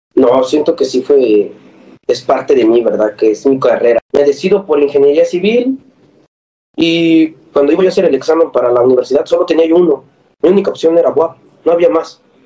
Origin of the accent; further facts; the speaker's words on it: Libres, Puebla, Mexico; moved away as an adult; En mi pueblo hay una universidad, estaba el TEC de Libres